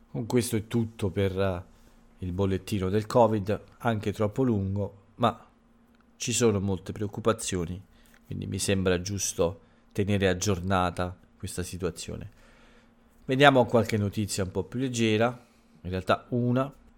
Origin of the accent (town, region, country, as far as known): Italy